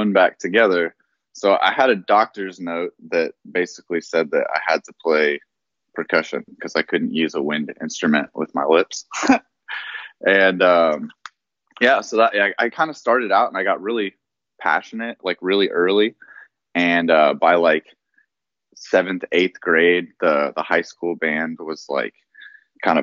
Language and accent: English; Oklahoma, United States; moved away as an adult; also born or lived in Denver / Las Vegas; through junior high, I went to Berryhill, and then I transferred in high school to like a much larger school called Charles Page.